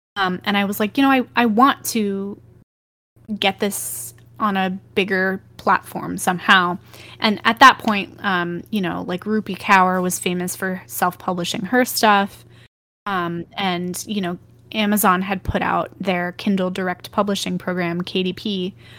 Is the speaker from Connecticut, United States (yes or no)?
no; Texas, United States; where I'm from, and I grew up in Texas